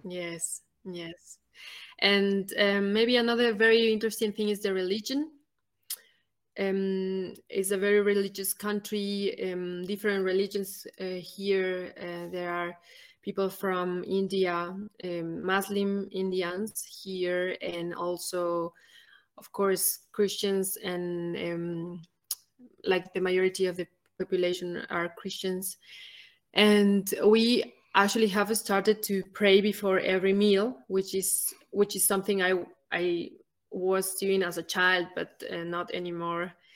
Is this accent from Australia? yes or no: no; Ecuador; moved away as an adult; also born or lived in Germany / Nicaragua; now in Malawi; I come from Ecuador, one of the smallest countries